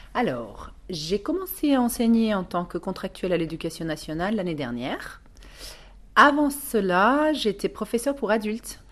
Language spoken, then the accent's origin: French; Mexico; also born or lived in United States; now in France; j'ai grandi euh, au Mexique